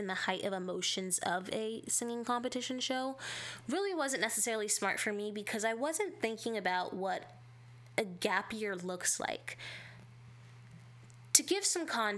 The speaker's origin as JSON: {"language": "English", "region": "California", "country": "United States", "said": "I am from California, so as someone who is literally from the place where most of this happens"}